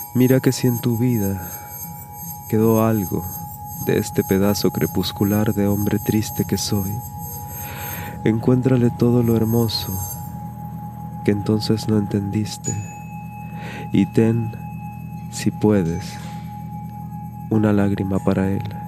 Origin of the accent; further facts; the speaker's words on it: Mexico; now in Montevideo, Uruguay; mexicano mate en mano radicado en el puerto de Montevideo, capital de la República Oriental del Uruguay